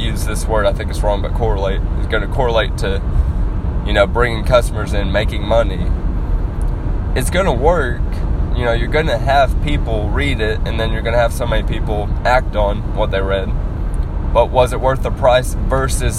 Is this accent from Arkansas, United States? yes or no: yes; Arkansas, United States